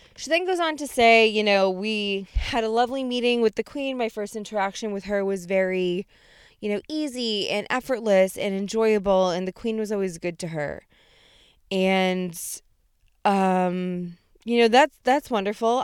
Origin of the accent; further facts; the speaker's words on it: United States; as an American